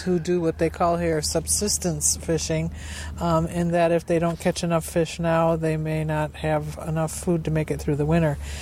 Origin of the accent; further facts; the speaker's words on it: Lake Michigan area, Great Lakes, United States; we are from the Lake Michigan area where water is in plentiful supply